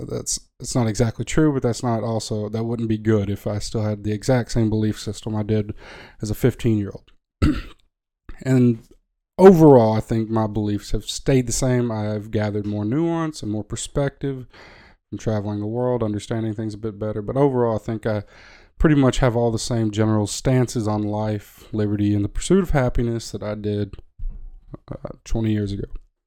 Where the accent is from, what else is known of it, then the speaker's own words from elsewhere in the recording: the South, United States; I grew up in the South, in America.